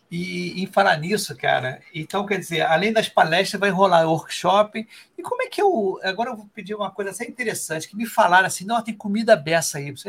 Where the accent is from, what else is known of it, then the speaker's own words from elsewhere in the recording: Rio de Janeiro, Brazil; eu sou do Rio aqui, né? Aqui o Rio é um calor danado.